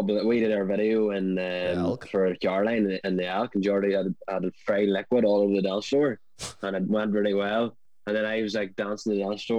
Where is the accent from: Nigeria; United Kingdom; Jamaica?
United Kingdom; Kildress, Northern Ireland; I'm from Kildress